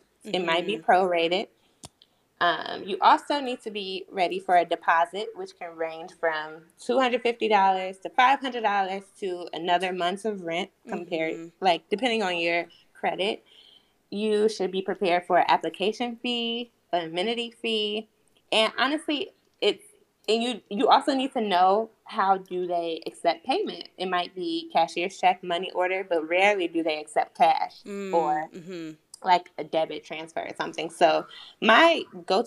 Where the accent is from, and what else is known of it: Chicago, Illinois, United States; born or raised there; moved away as an adult; now in Washington, D.C., United States